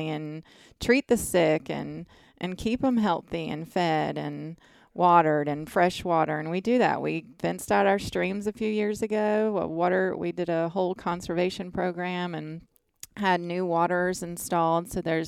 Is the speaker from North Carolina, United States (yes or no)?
yes; North Carolina, United States; Yeah, I am.